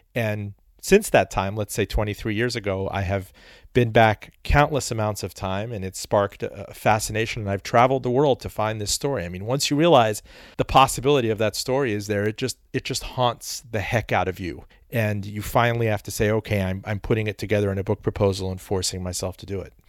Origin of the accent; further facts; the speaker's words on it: Miami, Florida, United States; moved away as an adult; also born or lived in Iran; I grew up in Miami. I was I was born in Iran. We came to Miami just on the eve of the Iranian Revolution